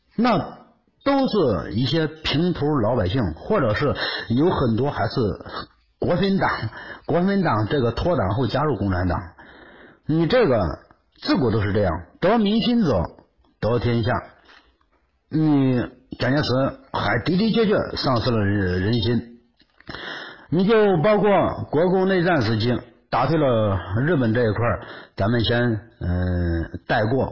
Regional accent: Henan, China; 我是河南的

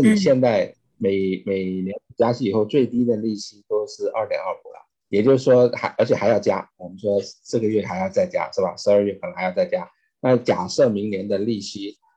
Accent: China; moved away as an adult; now in United States; 我是中国出生长大啊

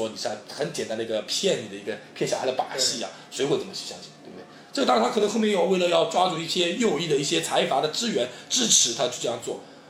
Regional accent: China; 我们我们就我们中国人很很敏感

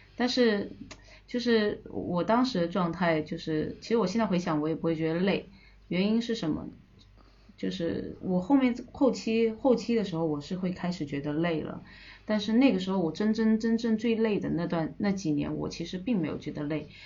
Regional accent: Hainan, China; moved away as an adult; also born or lived in Shenzhen / Russia; 那海南它刚好是这里的，呃，成长的一个地方

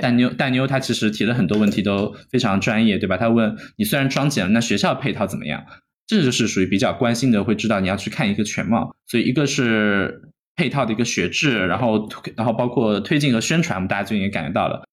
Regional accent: China; moved away; 我们在国内长大

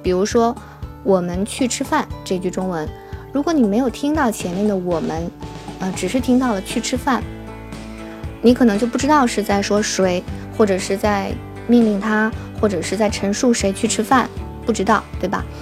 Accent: Harbin, Heilongjiang, China; accent: Taiwanese accent; 我是来自于哈尔滨

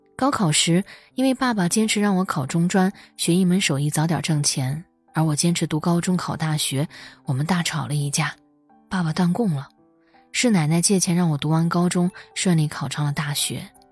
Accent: rural Northeast China, China; moved away; 我出生在东北农村，初中和高中都在距离村里几公里之外的镇上

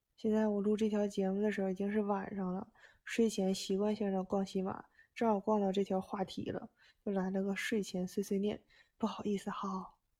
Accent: China; now in Japan; 我们中国人

